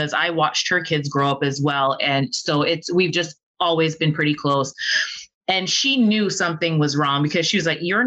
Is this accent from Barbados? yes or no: yes; Barbados; moved away as an adult; now in Duluth, United States; I am originally from Barbados. I left Barbados on a college scholarship, an athletic scholarship to play volleyball here in the US